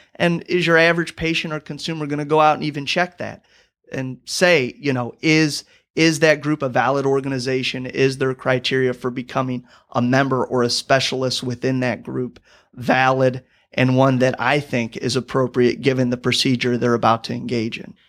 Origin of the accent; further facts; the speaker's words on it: Rock Island, Illinois, United States; moved away as an adult; now in Saint Louis, United States; I'm originally from Rock Island, Illinois